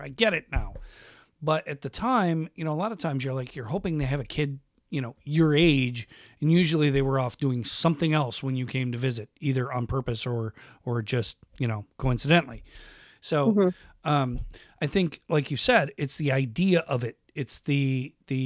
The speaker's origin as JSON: {"language": "English", "region": "Western New York", "country": "United States", "tie": "born or raised there", "said": "I grew up in Western New York"}